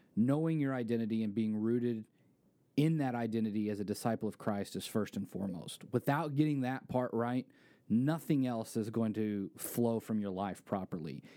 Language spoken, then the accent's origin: English; Springfield, United States; I grew up here in Springfield